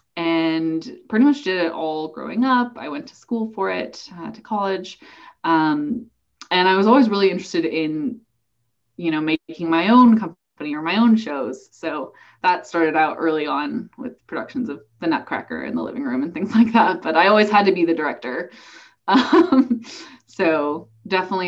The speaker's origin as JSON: {"language": "English", "town": "Berkeley", "region": "California", "country": "United States", "tie": "born or raised there", "also_born_or_lived": "San Francisco / Bangkok, Thailand / New York", "said": "spent some time, my family traveled. My dad worked for the Asia Foundation for a while. So I actually lived in Thailand and Bangkok when I was a baby. And then came back and then pretty much just lived in Berkeley for my whole life"}